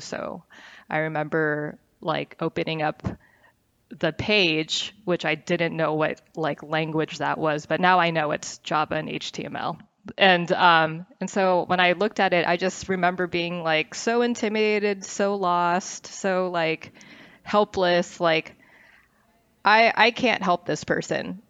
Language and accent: English; Westlake Village, California, United States; also born or lived in Northridge; I grew up in the West Coast, um, was born in North Ridge. I grew up in Westlake Village, which is, um, a small city in Ventura County.